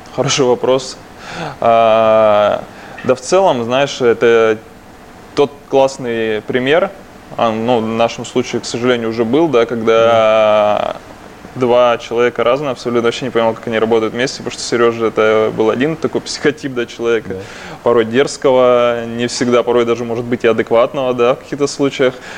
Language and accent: Russian; Krasnoyarsk, Krasnoyarsk Krai, Russia; я из Красноярска один человек, который пошел учиться в Барменскую ассоциацию России